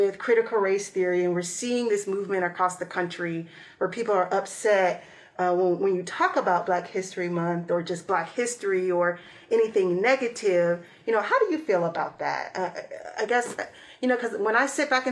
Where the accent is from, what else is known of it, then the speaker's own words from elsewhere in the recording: Atlanta, Georgia, United States; moved away; also born or lived in Florida; growing up in Atlanta, we didn't learn anything outside of the major ones that you hear about.